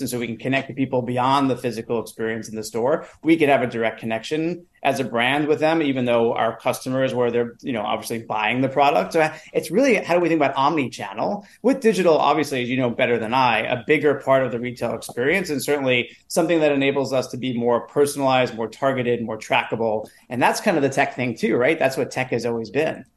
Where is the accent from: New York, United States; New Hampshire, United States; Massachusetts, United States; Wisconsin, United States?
New York, United States; New York City; a, kid who wanted to be an actor as uh, well, growing up in New York City